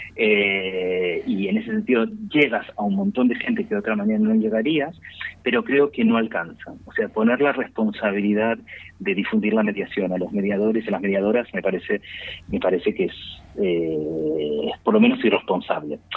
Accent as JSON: {"language": "Spanish", "region": "Buenos Aires", "country": "Argentina", "tie": "born or raised there", "moved": "yes", "lives_now": "Spain", "said": "Porteños somos los que nacimos dentro de la ciudad de Buenos Aires"}